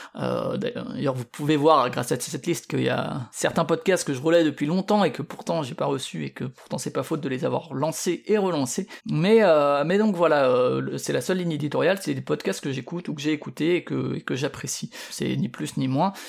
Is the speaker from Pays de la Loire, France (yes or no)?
no; Paris region, Île-de-France, France; moved away; also born or lived in Strasbourg; moi je viens de Paris, de la région parisienne disons